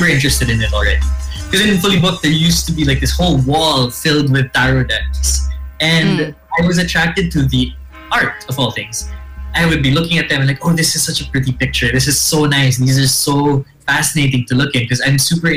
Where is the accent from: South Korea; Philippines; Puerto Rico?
Philippines; also born or lived in Siargao; I am Filipino